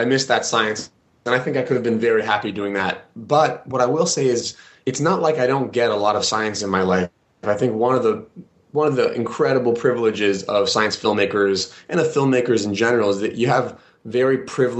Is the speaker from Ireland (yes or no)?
no; Kenya; I grew up in Kenya. I spent my childhood there.